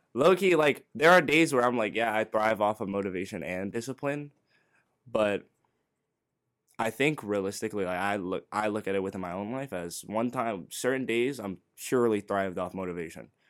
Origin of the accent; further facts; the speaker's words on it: NoVA, Virginia, United States; we're from Nova